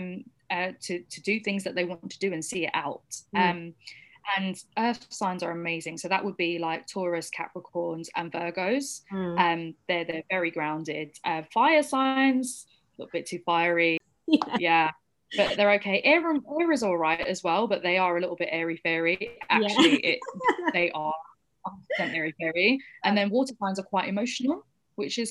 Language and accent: English; United Kingdom; I also have been born and raised in this country and I'm British.